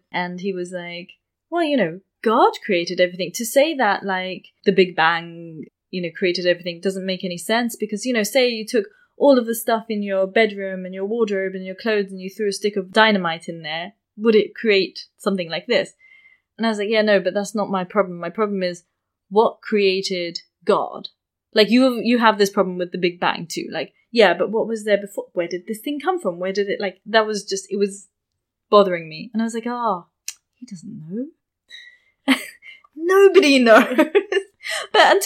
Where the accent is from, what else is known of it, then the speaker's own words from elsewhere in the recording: London, United Kingdom; where I grew up in London